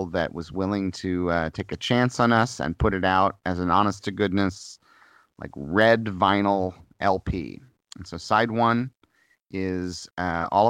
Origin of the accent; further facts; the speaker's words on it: Missouri, United States; moved away; I grew up in Missouri, and I have harsh winters and harsh summers